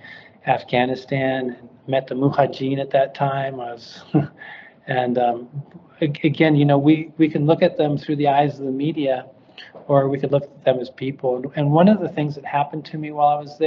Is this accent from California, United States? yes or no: yes; Santa Monica, California, United States; moved away as an adult; also born or lived in Kyrgyzstan; I was born in Santa Monica, California, grew up here